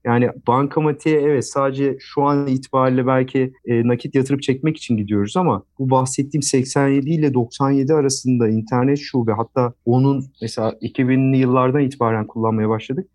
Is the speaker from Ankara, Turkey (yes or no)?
yes; Ankara, Turkey; Ankaralıyım. Ee, ilk orta ve lise eğitimi Ankara'da tamamladım.